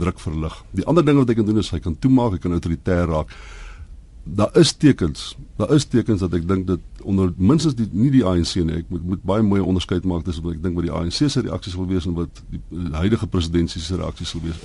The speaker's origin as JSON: {"language": "Afrikaans", "country": "South Africa", "said": "ons almal as Suid-Afrikaners"}